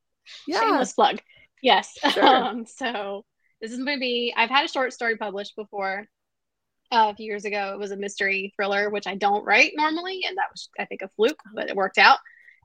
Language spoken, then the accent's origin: English; North Carolina, United States; Where I grew up in North Carolina